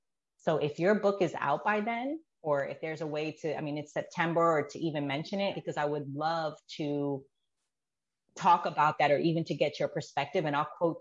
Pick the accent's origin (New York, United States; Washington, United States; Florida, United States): New York, United States; I was born in New York